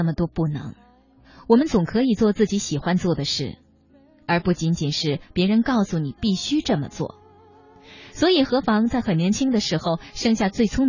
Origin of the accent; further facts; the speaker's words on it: China; 这个年龄在我们中国人看来好像不上不下，正尴尬着。